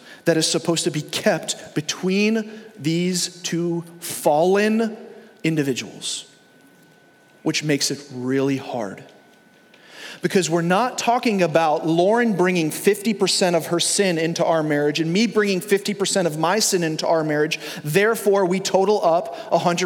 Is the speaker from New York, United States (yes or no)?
yes; Long Island, New York, United States; I grew up in New York. I grew up in Long Island.